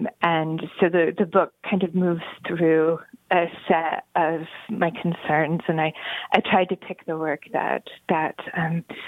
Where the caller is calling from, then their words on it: Cambridge, East of England, United Kingdom; I'm calling from Peterhouse College at Cambridge University.